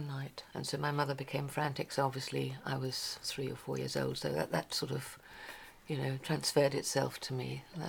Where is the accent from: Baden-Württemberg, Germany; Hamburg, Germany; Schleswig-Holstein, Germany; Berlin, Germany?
Berlin, Germany; moved away; Well, I was born in Berlin.